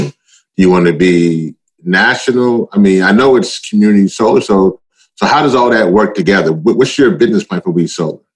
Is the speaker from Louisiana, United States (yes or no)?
yes; Louisiana, United States; also born or lived in Maryland; now in Baltimore, United States; In my home state, it's called Cancer Alley.